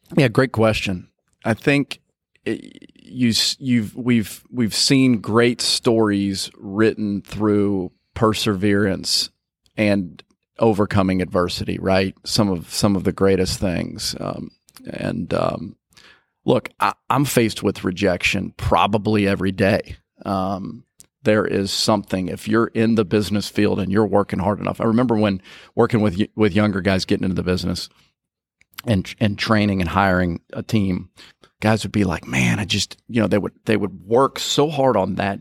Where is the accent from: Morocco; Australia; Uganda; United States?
United States; Nicholasville, Kentucky; moved away as an adult; also born or lived in Mississippi; now in Jackson, United States; I grew up in Kentucky, Nicholasville, Kentucky, just outside of Lexington.